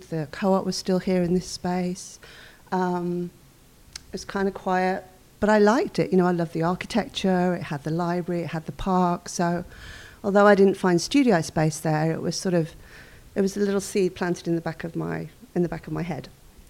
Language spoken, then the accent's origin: English; Wolverhampton, West Midlands, United Kingdom; moved away as an adult; also born or lived in New York City, United States / Mystic, Connecticut, United States; now in Westerly, United States; I lived in New York City for about 18 years. And then I was born in Wolverhampton in the UK. But I left Wolverhampton after university when I was in my early 20s.